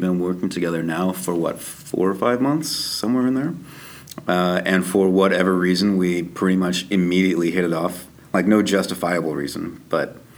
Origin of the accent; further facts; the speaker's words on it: Kansas City, Missouri, United States; moved away as an adult; now in Toronto, Canada; I'm from Kansas City